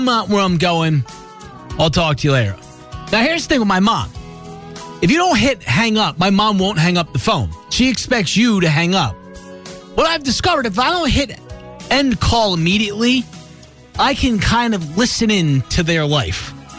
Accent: New Jersey, United States; moved away; I was born in South Jersey, right outside of Philadelphia

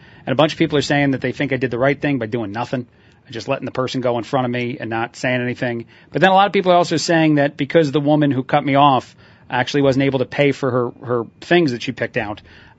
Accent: Mexico; growing up in Mexico and even now, the culture is quite a bit different.

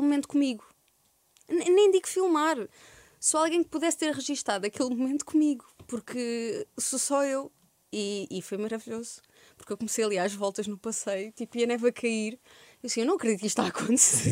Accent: Algarve, Portugal; moved away as an adult; also born or lived in Santiago do Cacém, Alentejo / Évora; now in Lisbon, Portugal; Em Santiago do Cacém, aos 3 anos fui morar para, para o Algarve, cresci no Algarve até aos 18 anos, depois vim para Lisboa

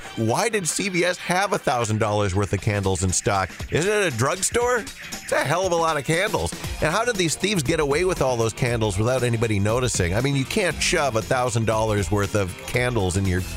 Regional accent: Holly, United States; our house growing up in Holly

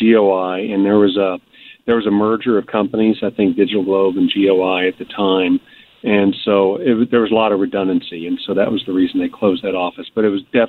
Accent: St. Louis, Missouri, United States; I am from the St. Louis area

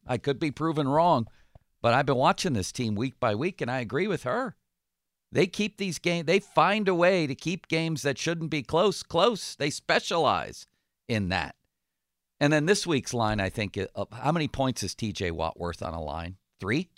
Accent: Buffalo, New York, United States; I'm from Buffalo

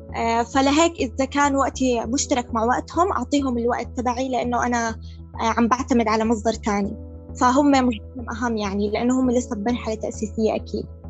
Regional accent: Jordan; عندنا في الاردن

